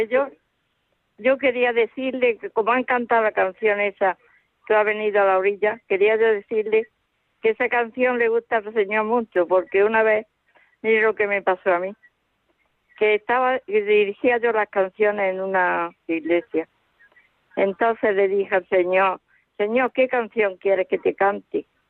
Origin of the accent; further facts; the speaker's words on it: a village in Zamora, Castile and León, Spain; now in Madrid, Spain; Soy de un pueblo de Zamora, estoy aquí ahora aquí nací, yo vivo en Madrid